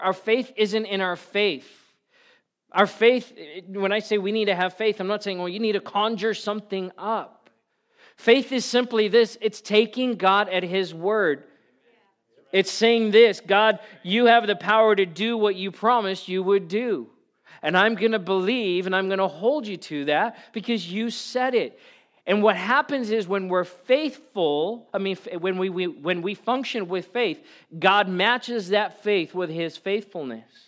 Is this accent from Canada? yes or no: no; South Africa; I was eight years old. Growing up in South Africa